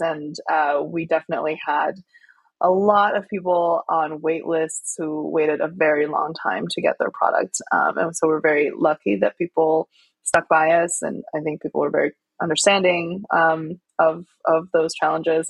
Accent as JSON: {"language": "English", "town": "Chengdu", "region": "Sichuan", "country": "China", "tie": "born or raised there", "moved": "yes", "said": "I grew up in Chengdu, which is known as the food capital of China. It's the capital city of Sichuan province."}